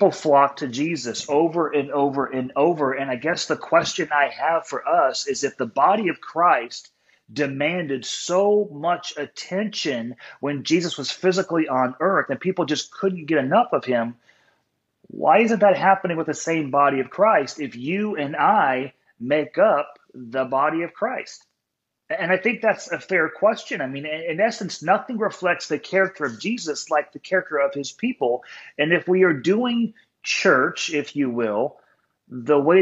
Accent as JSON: {"language": "English", "town": "San Diego", "region": "California", "country": "United States", "tie": "born or raised there", "said": "I was born in San Diego"}